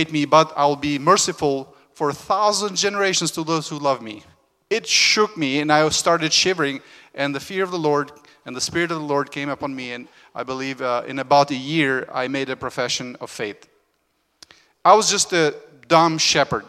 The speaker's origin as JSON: {"language": "English", "country": "Albania", "tie": "born or raised there", "moved": "yes", "said": "I was born in Albania, where we were just north of Greece."}